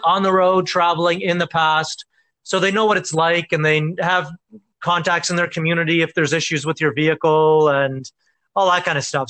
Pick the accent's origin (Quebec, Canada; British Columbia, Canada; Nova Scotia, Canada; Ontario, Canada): Nova Scotia, Canada; Cape Breton; moved away; I'm from Cape Breton